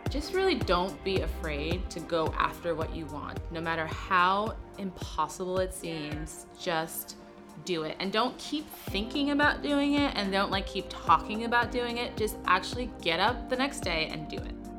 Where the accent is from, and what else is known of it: New York City, New York, United States; moved away as an adult; now in Los Angeles, United States